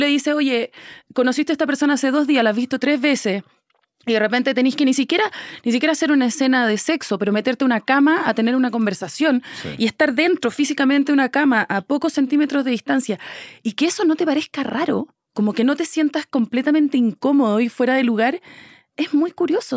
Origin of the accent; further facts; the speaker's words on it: Chile; moved away as an adult; now in Mexico City, Mexico; yo soy chilena, estoy radicada en México hace cuatro años, pero soy chilena